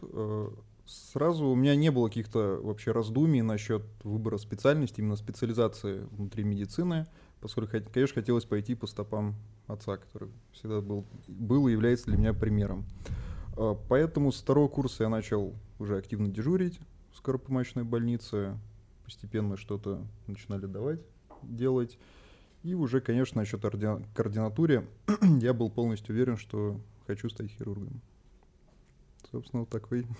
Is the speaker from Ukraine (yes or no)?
no; Saint Petersburg, Russia; Я вообще сам родился в Санкт-Петербурге